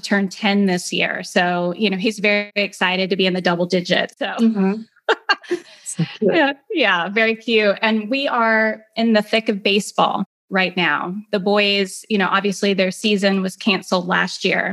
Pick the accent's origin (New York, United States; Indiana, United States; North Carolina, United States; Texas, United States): Indiana, United States; Greenwood; now in Atlanta area, Georgia, United States; I grew up in Indiana in a town called Greenwood. It's about 30 minutes south of Indianapolis.